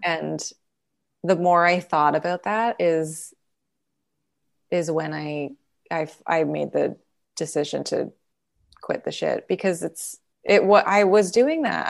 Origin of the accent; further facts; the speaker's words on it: Calgary, Alberta, Canada; now in Los Angeles, United States; I'm from Calgary